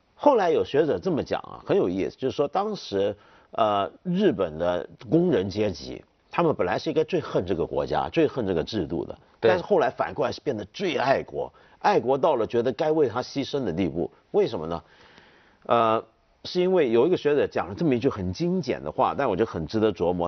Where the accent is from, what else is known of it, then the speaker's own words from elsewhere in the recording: China; 我们中国人有一种很强的一种民族主义情绪跟一种族性中心论